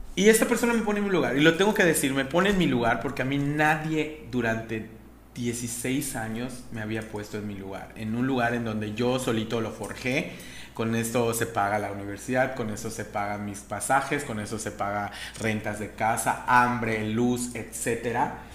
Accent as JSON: {"language": "Spanish", "region": "Yucatán", "country": "Mexico", "said": "Y los yucatecos no somos excepción"}